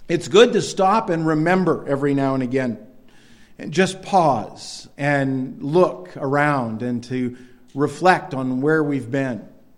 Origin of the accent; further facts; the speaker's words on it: Northern Maine, United States; growing up in Northern Maine